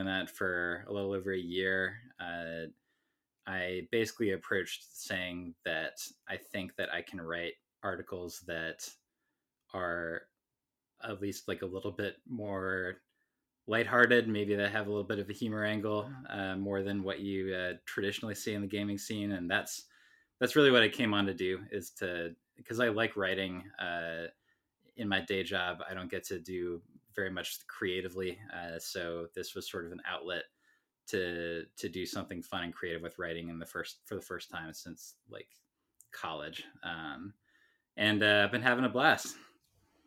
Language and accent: English; Baltimore, Maryland, United States; now in Seattle, United States; I grew up in Baltimore